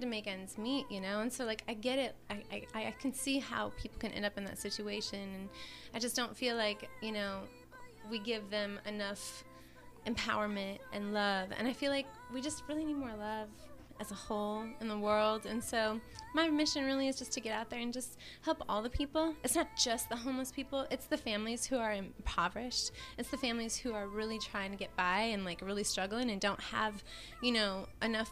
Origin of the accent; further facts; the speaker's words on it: Minnesota, United States; moved away; I'm from Minnesota, from the Midwest